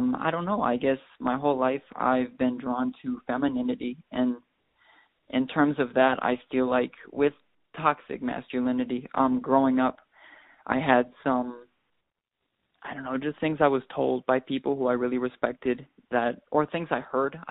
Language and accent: English; Wisconsin, United States; also born or lived in Milwaukee; growing up in Wisconsin